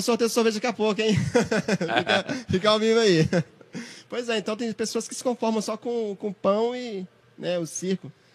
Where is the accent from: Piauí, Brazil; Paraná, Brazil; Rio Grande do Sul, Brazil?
Piauí, Brazil; eu falo Toninha porque eu sou do Piauí